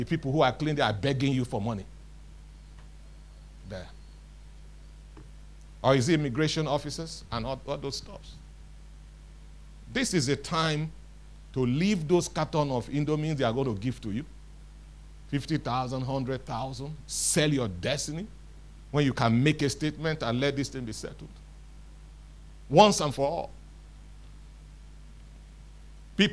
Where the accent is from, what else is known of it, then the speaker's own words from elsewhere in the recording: Nigeria; we are Nigerian, we had Nigerian passport